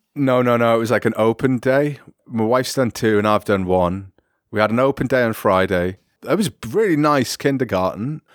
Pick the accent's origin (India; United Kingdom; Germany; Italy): United Kingdom; me being British